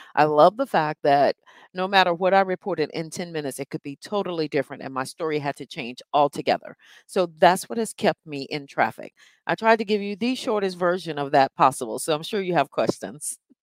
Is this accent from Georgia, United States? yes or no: no; Henderson, North Carolina, United States; moved away as an adult; also born or lived in Warren County, North Carolina; now in Washington, D.C., United States; I was born and raised in North Carolina